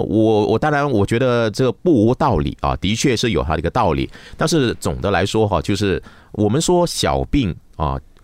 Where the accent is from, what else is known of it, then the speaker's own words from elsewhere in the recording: Malaysia; 我们马来西亚